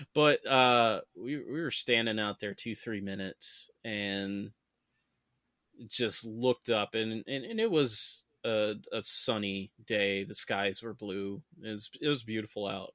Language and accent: English; Saranac Lake, New York, United States; a lot of the houses in my hometown, Sarnac Lake, are old.